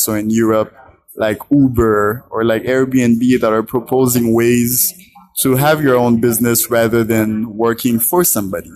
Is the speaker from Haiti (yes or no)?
yes; Haiti; I am from Haiti.